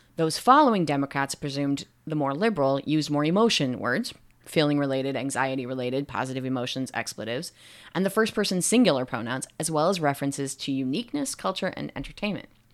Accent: United States; I am an American and I'm researching in America

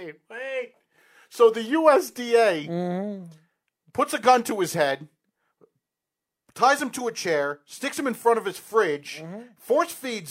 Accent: New York, United States; And people say this is biased because we're from New York and we're in Long Island right now, whatever.

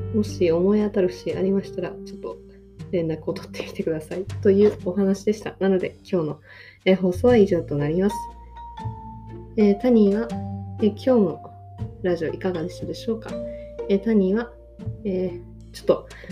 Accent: Tokyo, Japan; now in Osaka, Japan; 私も元々出身東京なんですけど、で、今大阪に住んでるんですけど

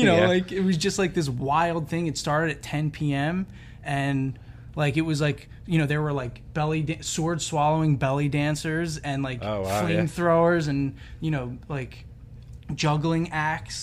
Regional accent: New Jersey, United States; also born or lived in Ithaca / Philadelphia; I actually kind of grew up in like the Philly scene because I was, you know, from South Jersey

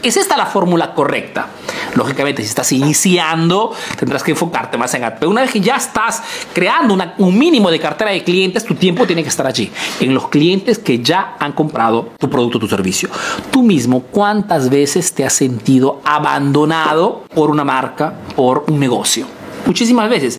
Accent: Peru; now in Italy

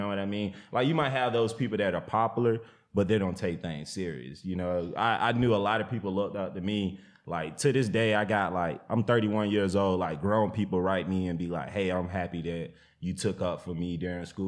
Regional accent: the South, United States; when I was growing up in the South, everybody had chicken coops.

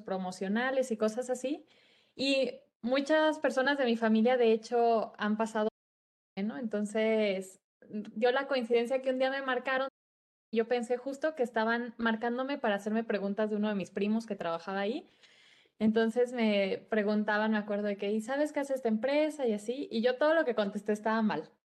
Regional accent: Guadalajara, Jalisco, Mexico; soy de Guadalajara

